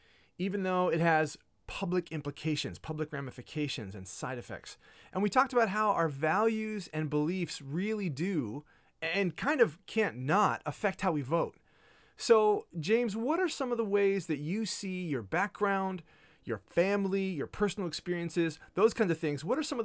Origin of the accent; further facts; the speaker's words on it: Kenya; I grew up in Kenya. You grew up in Kent.